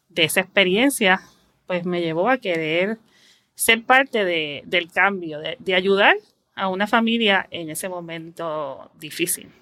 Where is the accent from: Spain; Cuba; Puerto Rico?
Puerto Rico; San Juan; also born or lived in Guaynabo; yo nací en San Juan, Puerto Rico, he vivido toda mi vida aquí y actualmente vivo en Guaynabo